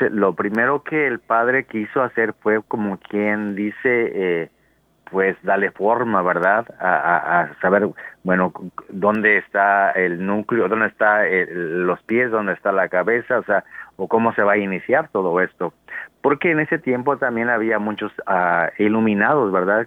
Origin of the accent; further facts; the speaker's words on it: Mexico; moved away as an adult; also born or lived in United States; como todo mexicano decía, bueno, yo voy por seis meses y me regreso